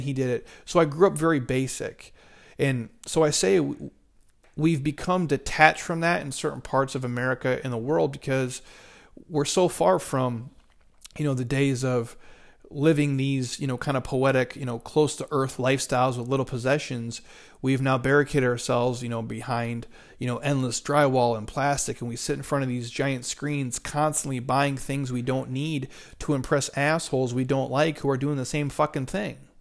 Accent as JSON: {"language": "English", "region": "Midwest", "country": "United States", "tie": "born or raised there", "said": "I grew up in the Midwest"}